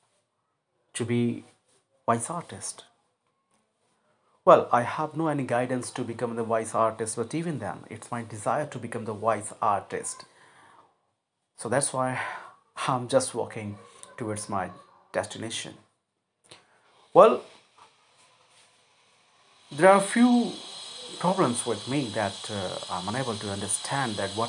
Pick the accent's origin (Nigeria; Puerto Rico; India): India; I'm an Indian and I'm proud to be an Indian.